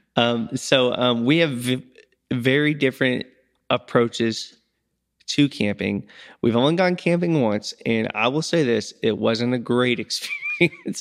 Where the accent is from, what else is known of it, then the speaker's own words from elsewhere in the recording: United States; I'm from Crawford County